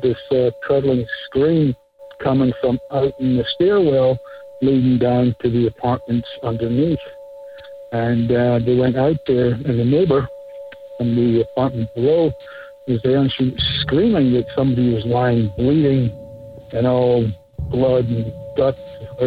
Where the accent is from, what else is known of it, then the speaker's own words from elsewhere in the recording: Scotland, United Kingdom; I was raised in Scotland